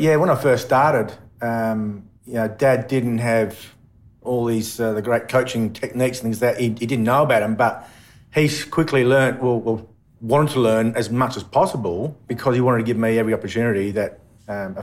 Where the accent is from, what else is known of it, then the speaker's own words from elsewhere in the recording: Bunbury, Western Australia, Australia; also born or lived in Busselton / Perth; born in Busselton, and I was about 6 years of age, we moved to Bunbury. So, spent pretty much born and bred in Bunbury